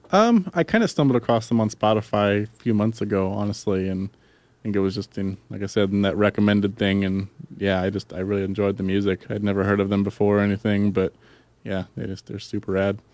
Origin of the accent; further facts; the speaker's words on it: Yakima, Washington, United States; my hometown of Yakima